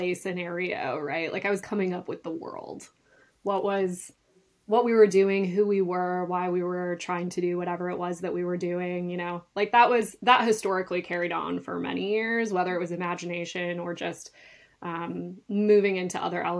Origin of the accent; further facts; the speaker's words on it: north of Duluth, northern Minnesota, United States; I actually grew up in northern Minnesota, just north of Duluth on the shores of Lake Superior